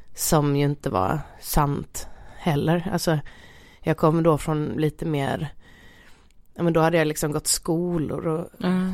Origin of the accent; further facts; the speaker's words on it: Halmstad, Halland County, Sweden; min uppväxt rent generellt i Halmstad måste jag säga var jätte, jättebra